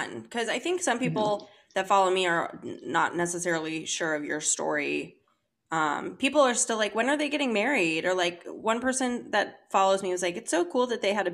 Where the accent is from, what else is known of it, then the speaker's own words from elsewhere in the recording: St. Louis, Missouri, United States; We grew up in St. Louis